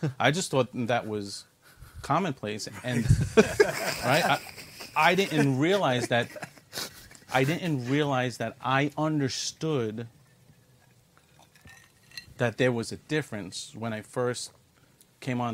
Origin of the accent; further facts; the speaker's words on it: New York City, New York, United States; I was born and bred in New York City, and I was raised in Brooklyn, New York, not too far from here, in the 7-5 precinct in the East New York, Cypress Hills area